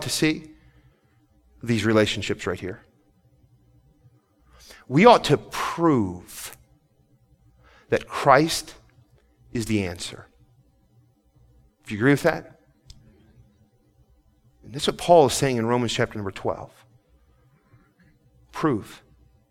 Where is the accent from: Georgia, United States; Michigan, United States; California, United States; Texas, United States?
Michigan, United States; Port Huron; moved away; I grew up, I was born in Port Huron, Michigan, and lived there a few years.